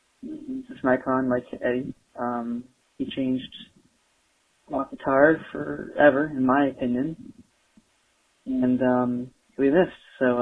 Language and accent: English; Arcadia, California, United States; now in Azusa, United States; Growing up in Arcadia